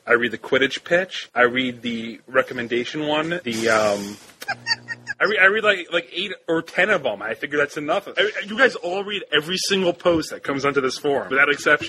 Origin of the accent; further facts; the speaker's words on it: New York City, New York, United States; also born or lived in Rochester, New York; I'm from New York City, but currently I'm upstate.